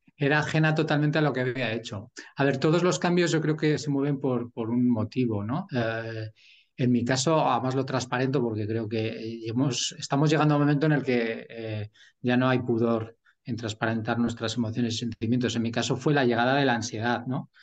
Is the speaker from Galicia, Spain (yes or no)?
no; Burgos, Castile and León, Spain; also born or lived in England / China / Netherlands; now in Madrid, Spain; soy de Burgos eh, lo que pasa es que llevo ya 20 años en Madrid